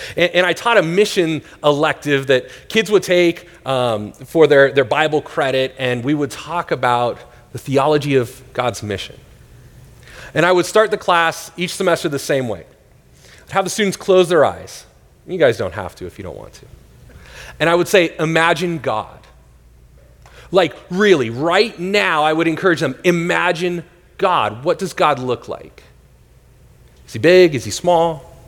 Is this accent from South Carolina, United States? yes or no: no; Northern California, United States; now in Tempe, United States; I grew up in Northern California